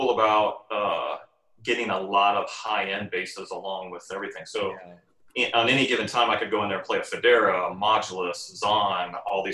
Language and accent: English; Iowa, United States; now in Arizona, United States; I grew up in Iowa